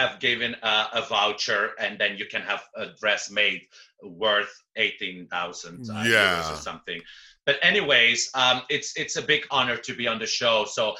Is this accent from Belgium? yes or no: yes; Belgium; also born or lived in Amsterdam; I didn't know because I'm from Belgium, so I only know the famous people from Belgium, you know, and I lived for almost a year in Amsterdam.